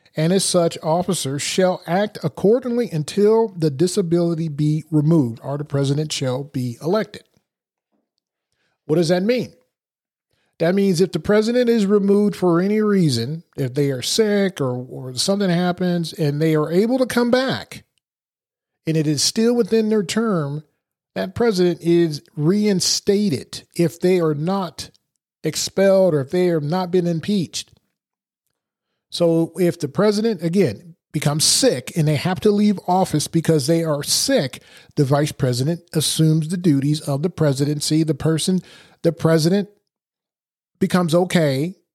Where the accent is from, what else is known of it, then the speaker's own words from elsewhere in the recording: Portugal; born there; For example, I was born in Portugal. I was born on an Air Force base.